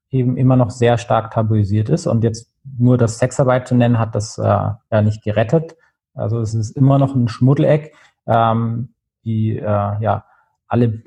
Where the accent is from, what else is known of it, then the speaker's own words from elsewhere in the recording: Nuremberg, Bavaria, Germany; bin in Nürnberg aufgewachsen in der Nähe, von da ist das witzigerweise äh, im Innenstadtkern.